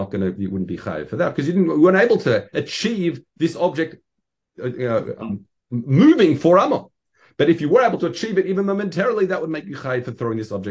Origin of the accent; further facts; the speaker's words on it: Australia; as being as an Australian, we used to try and try it, and yeah, it's it's it's a skill.